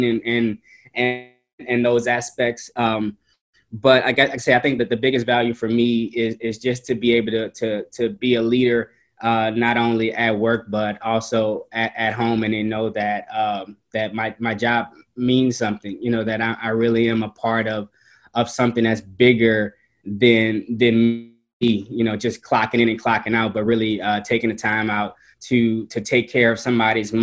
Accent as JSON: {"language": "English", "town": "New Orleans", "region": "Louisiana", "country": "United States", "tie": "born or raised there", "moved": "yes", "said": "growing up in New Orleans and Hurricane Katrina happening and really changing what home was to me"}